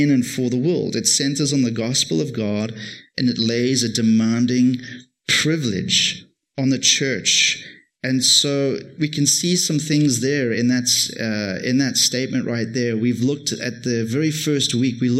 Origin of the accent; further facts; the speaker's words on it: Cape Town, Western Cape, South Africa; moved away as an adult; now in Toronto, Canada; I come from Cape Town.